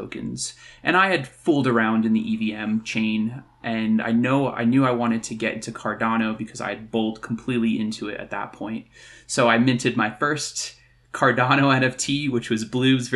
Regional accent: New Jersey, United States; now in Colorado, United States; I'm originally from New Jersey, born and raised, but I now live in Colorado

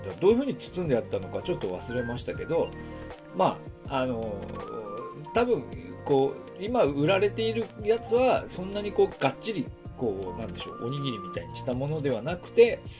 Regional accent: Aomori, Japan; also born or lived in Iiyama, Nagano (mother's hometown); now in Niigata, Japan; 私青森から直江津経由で飯山まで行くというケースが、

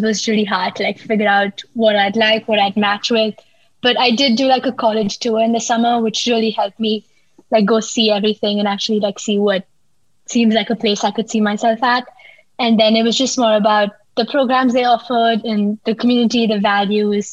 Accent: Pune, Maharashtra, India; I'm from India. I'm from a city called Pune in India

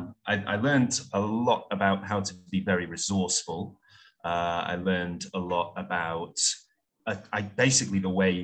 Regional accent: Stockport, North West England, United Kingdom; moved away; also born or lived in Hanoi / Saigon / Prague / Adelaide; I originally hailed from South Manchester, Stockport

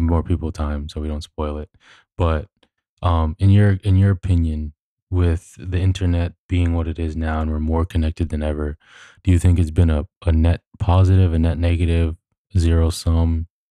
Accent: New York City, New York, United States; we grew up in New York, which is quite literally the, uh, New York City is the most diverse city on the planet

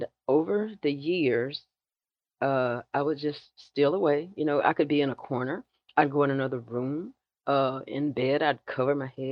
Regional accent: South Georgia, United States; growing up in the South

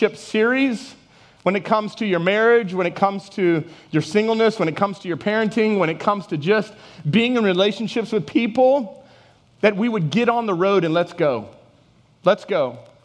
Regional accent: Texas, United States; moved away as an adult; also born or lived in Houston, Texas / Dallas, Texas / Lafayette, Louisiana / Welsh, Louisiana; now in Louisiana, United States; I'm from Texas originally

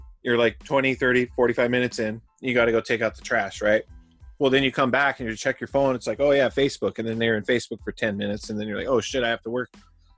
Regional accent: Arizona, United States; moved away; I'm from Arizona

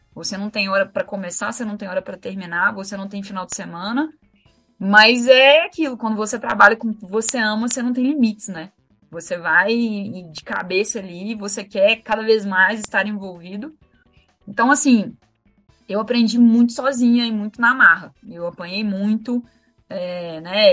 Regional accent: Minas Gerais, Brazil; eu sou de Minas, né? E como boa mineira, como tradição de todo mineiro, domingo é dia de assistir futebol na casa da avó

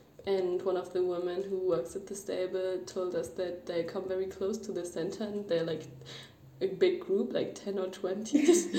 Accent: Germany; I'm 18 years old, and I'm from Germany, and this year I finished high school.

